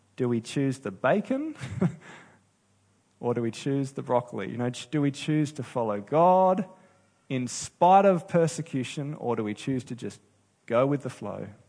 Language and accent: English; Australia; I love being an Aussie.